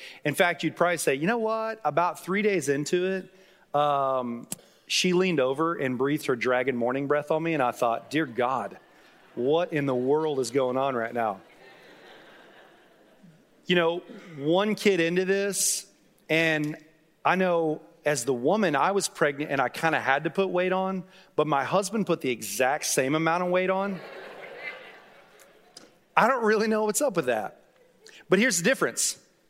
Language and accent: English; Duncan, Oklahoma, United States; also born or lived in Dallas, United States; I was born in South Dallas. When I was 7 years old, we moved to Duncan, Oklahoma. We were there for about 4 years.